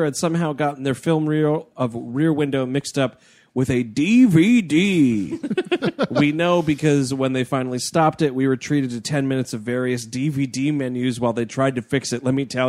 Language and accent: English; New York City, New York, United States; We're from New York City.